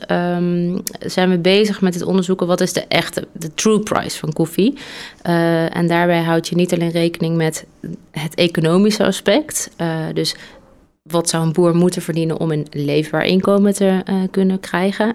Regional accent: North Brabant, Netherlands; ik kom uit Brabant

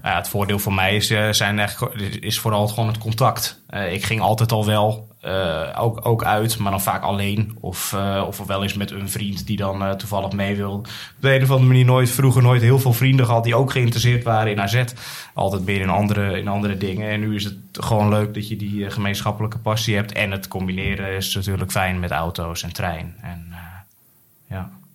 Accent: Alkmaar, North Holland, Netherlands; moved away as an adult; now in Utrecht, Netherlands; Ik ben geboren en getogen in Alkmaar, maar alweer flinke tijd woonachtig in Utrecht

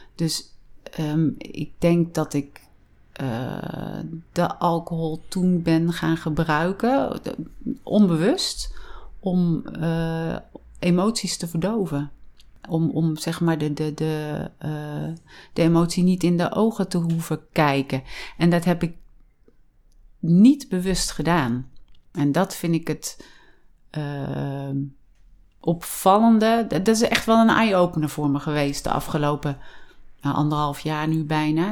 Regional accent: Vught, North Brabant, Netherlands; also born or lived in Wijk en Aalburg; now in Drunen, Netherlands; Ik ben opgegroeid in Vught

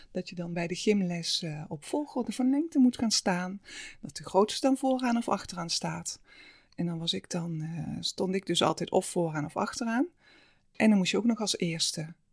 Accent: Halsteren, North Brabant, Netherlands; born there; mijn moeder. Um, zij zijn vanuit eh, Limburg naar uh, eh, Halsteren eh

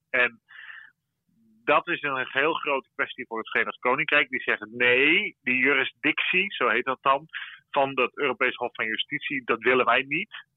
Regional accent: Netherlands; wij als Nederlanders

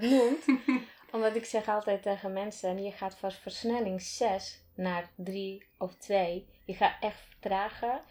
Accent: Slovakia; Dutch is a second language; moved away as an adult; now in Netherlands; Ik kom uit Slowakije

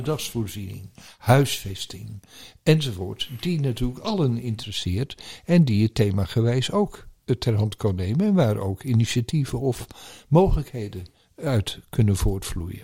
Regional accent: Netherlands; als Nederlanders

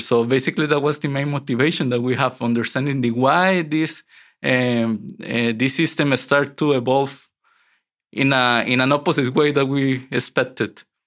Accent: San José, Costa Rica; moved away as an adult; now in Netherlands; I grew up in Costa Rica, and um, I wasn't a city boy. I grew up in a rural area, um, very close to the mountains

